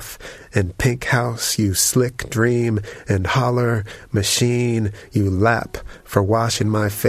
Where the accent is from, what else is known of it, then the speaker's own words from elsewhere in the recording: Northeast, United States; now in Indiana, United States; I grew up in the Northeast, and for some reason I never saw redbuds, and I'm not sure how much they are around there, but where I am now in Indiana, there's just a ton of redbuds